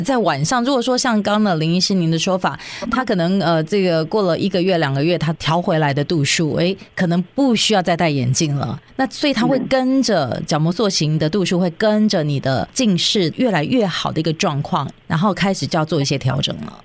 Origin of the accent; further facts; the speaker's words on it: Taiwan; now in Los Angeles, United States; 我自己的经验，小时候在台湾